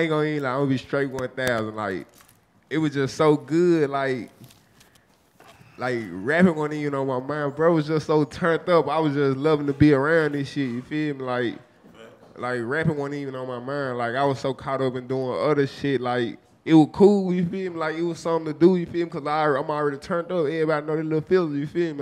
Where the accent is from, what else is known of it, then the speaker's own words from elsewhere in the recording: Memphis, Tennessee, United States; I'm from the bottom of Memphis, the trenches where the woods at, where the swamp and everything at, man. Westwood.